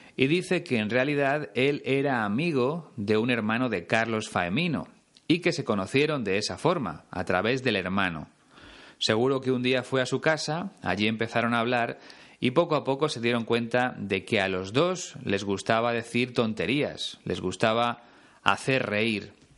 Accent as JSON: {"language": "Spanish", "country": "Spain", "said": "cuando apenas había dos canales en mi país"}